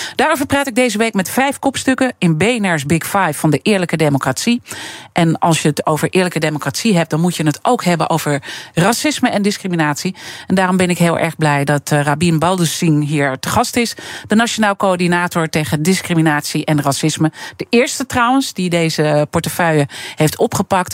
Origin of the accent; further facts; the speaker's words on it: Amsterdam, North Holland, Netherlands; Ik ben geboren en getogen in Amsterdam.